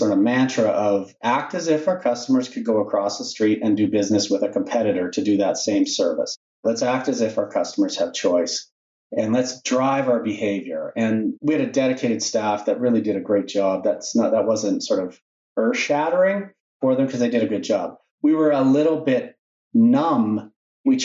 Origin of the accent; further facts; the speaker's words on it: Regina, Saskatchewan, Canada; I'm a Regina guy. I was born in Regina and did my education in Regina